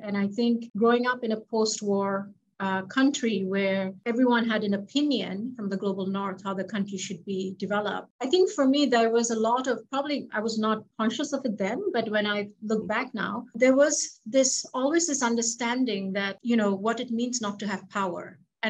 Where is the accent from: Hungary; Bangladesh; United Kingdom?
Bangladesh; moved away; also born or lived in Philippines / United States; I'm originally from Bangladesh and grew up there in the Philippines.